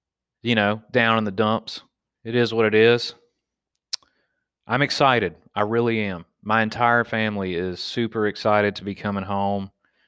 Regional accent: Pennsylvania, United States; man, I'm a fucking redneck. I'm from Pennsylvania, and I get shot in the back with paintballs, and I don't bitch out.

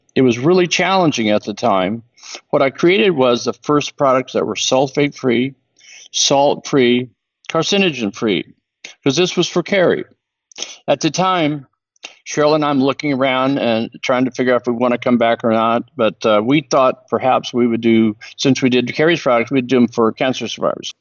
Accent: New Mexico, United States; moved away; also born or lived in Newport Beach / Hawaii; I grew up in New Mexico with an alcoholic mom

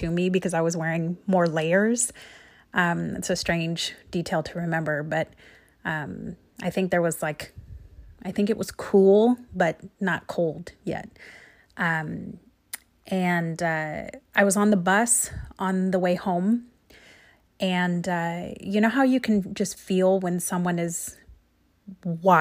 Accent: Central Oregon, United States; I grew up in Central Oregon in the 70s

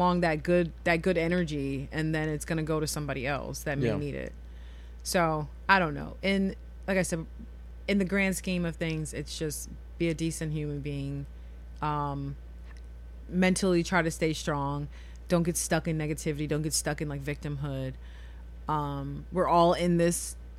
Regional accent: New York, United States; I'm from New York. I can tell you stories.

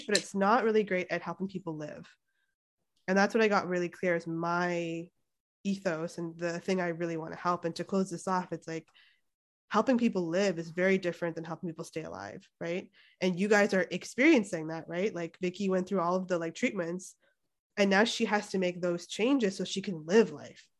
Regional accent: Toronto, Ontario, Canada; moved away as an adult; now in Santa Cruz, United States; I'm Canadian. And they're like, where? I'm like, oh yeah, from Toronto

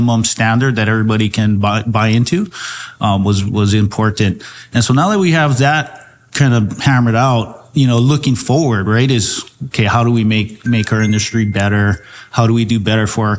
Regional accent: Hawaii, United States; Growing up in Hawaii, I mean, I was always in the water

